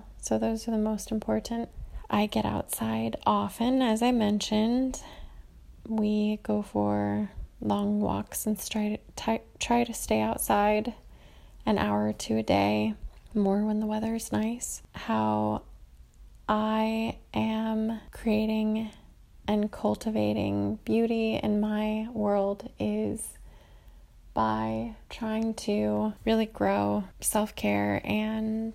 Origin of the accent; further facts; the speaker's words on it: California, United States; now in Cincinnati, United States; I live in Cincinnati, Ohio, but I am from California.